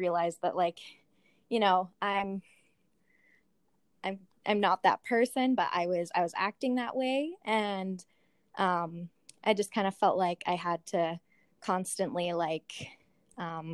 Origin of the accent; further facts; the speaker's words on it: Lethbridge, Alberta, Canada; I was born here in Lethbridge, kind of moved around to different places around Canada for the first, and then lived in Lethbridge pretty much ever since.